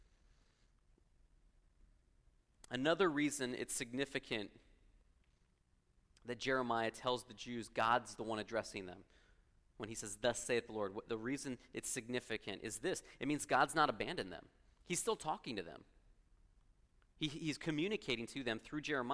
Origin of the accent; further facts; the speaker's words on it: Los Angeles, California, United States; moved away as an adult; also born or lived in Columbia, Missouri; now in Missouri, United States; Growing up in Los Angeles